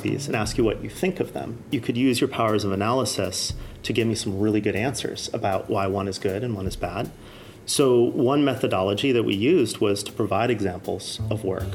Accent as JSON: {"language": "English", "region": "California", "country": "United States", "tie": "born or raised there", "also_born_or_lived": "Oregon", "said": "I grew up part in California and part in the sort of forest in Oregon."}